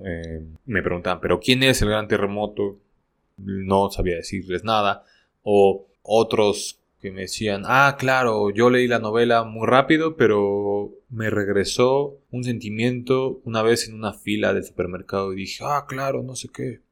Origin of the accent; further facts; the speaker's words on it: Mexico; soy mexicano